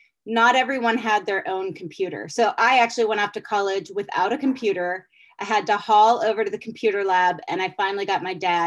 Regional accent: Pittsburgh, Pennsylvania, United States; moved away as an adult; also born or lived in University of Virginia; I'm actually from Pittsburgh

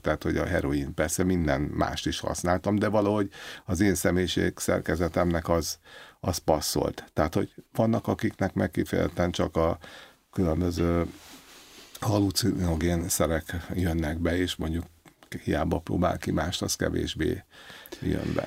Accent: Budapest, Hungary; Én alapvetően a belvárosban nőttem föl, Váci utcába.

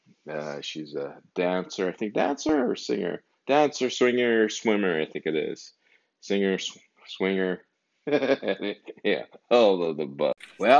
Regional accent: Calgary and Red Deer area, Alberta, Canada; now in Ontario, Canada; I'm not originally from Ontario. I'm from Calgary and Alberta and Red Deer area

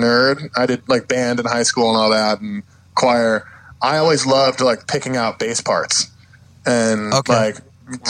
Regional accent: Chicago, Illinois, United States; growing up in Chicago, I started going to local pop punk shows

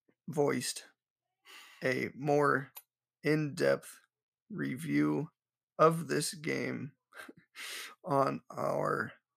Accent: United States; I'm from America.

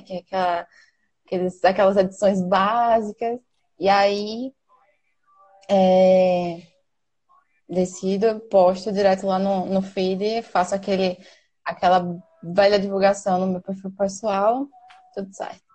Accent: Maceió, Alagoas, Brazil; sou daqui de Maceió

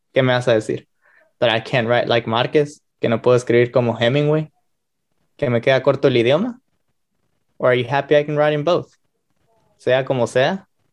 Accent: Guatemala; moved away; I was born and raised in Guatemala.

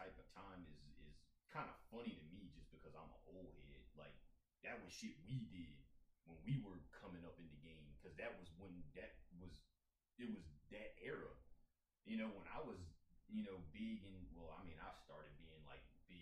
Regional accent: Tidewater area, Virginia, United States; now in Arizona, United States; growing up in the Tidewater area, we had Commonwealth

